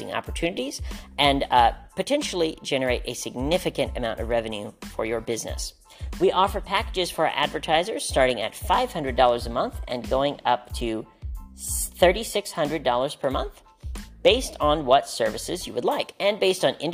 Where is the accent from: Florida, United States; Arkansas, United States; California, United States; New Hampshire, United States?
Arkansas, United States; Hot Springs; moved away; also born or lived in New York, New York; I recently moved back to my hometown of Hot Springs, Arkansas